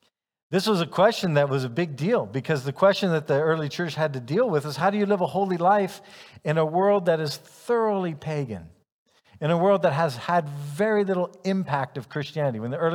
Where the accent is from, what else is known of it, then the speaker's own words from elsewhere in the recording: Ghana; also born or lived in United States; I'm a American, male, white, comes from an upper middle class, probably you could say family. And yet, even though there are other people who could say that same description, on top of that, though, I lived my childhood in Ghana